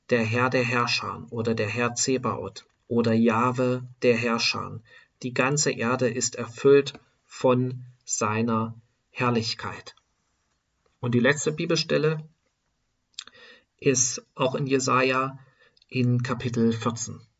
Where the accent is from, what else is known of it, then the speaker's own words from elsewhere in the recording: eastern Germany, Germany; born there; aus einer Stadt, wo die meisten, könnte man sagen, Atheisten sind. Ja, Im Osten von Deutschlands, wo ich geboren bin oder geboren wurde, sind die meisten durch diese Sozialisation im Sozialismus Atheisten.